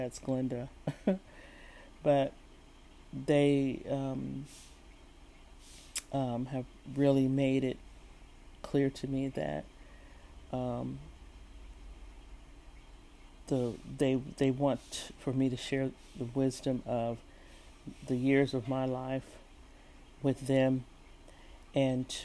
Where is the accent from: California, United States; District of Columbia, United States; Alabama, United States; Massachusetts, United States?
California, United States; San Francisco; moved away as an adult; also born or lived in San Jose; I spent all my school years in San Francisco Bay Area, growing up in San Francisco and San Jose